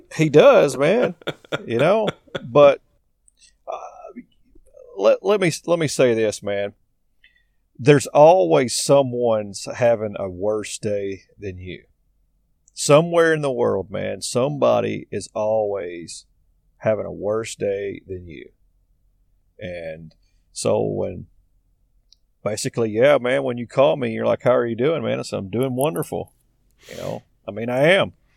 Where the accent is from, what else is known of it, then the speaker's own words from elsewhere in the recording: Arkansas, United States; I'm from Arkansas